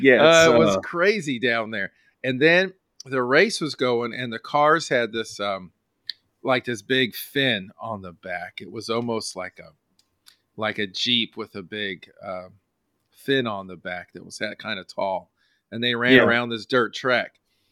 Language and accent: English; California, United States; Now I got to tell you, my family, we're from California